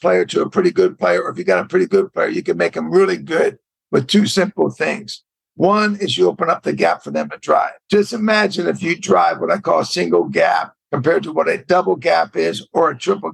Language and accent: English; Bay Area, California, United States; I'm a West Coast guy, and I was from the Bay Area